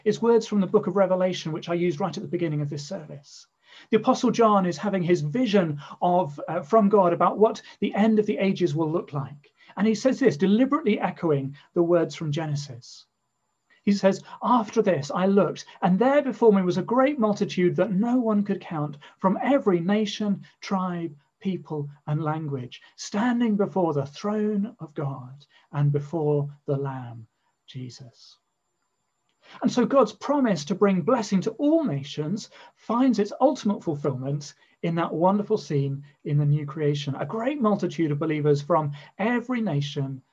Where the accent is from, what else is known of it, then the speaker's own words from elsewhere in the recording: England, United Kingdom; first language English; as an Englishman living in England, I'm so used to my mother tongue being the majority language.